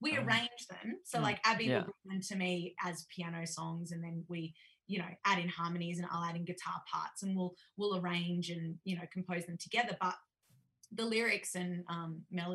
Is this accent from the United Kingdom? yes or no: no; Tamworth, New South Wales, Australia; accent: country twang; I'm from Tamworth